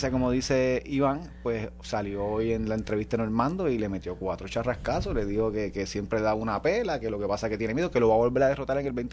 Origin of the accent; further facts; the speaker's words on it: Vega Baja, Puerto Rico; mitad de mi pueblo Vega Baja.